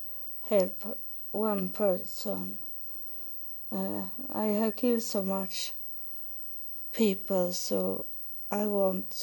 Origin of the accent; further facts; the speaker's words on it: Sweden; English is a second language; moved away as an adult; now in United States; I come from Sweden